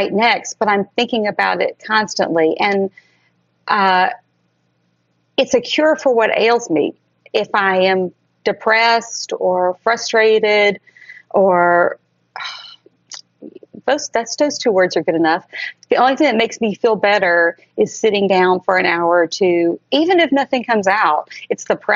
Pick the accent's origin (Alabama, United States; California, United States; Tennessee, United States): Alabama, United States; Tuscaloosa; also born or lived in Alaska; now in New York City, United States; I was raised in Tuscaloosa, Alabama. I was born in Alaska